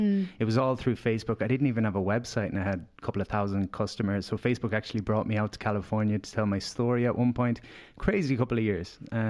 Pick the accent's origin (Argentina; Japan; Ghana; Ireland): Ireland; Galway, Connacht; So I came to Dublin from Galway and I had these aspirations.